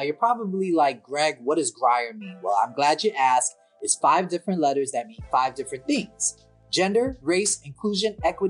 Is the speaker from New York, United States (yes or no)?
yes; New York City, New York, United States; I'm from Harlem.